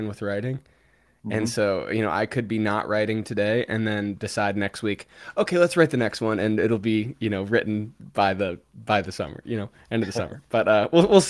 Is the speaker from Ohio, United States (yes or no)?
yes; Cincinnati, Ohio, United States; moved away; Cincinnati, my hometown